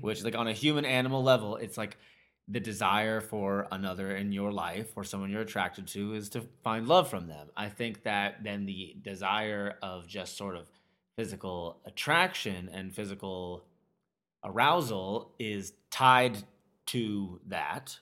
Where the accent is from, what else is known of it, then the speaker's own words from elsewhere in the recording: United States; as an American male